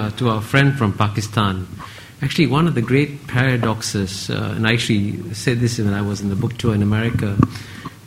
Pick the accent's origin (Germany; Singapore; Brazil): Singapore; when I grew up in Singapore in the 1950s, our per capita income was the same as Ghana's, and I came from a poor family in a poor Singapore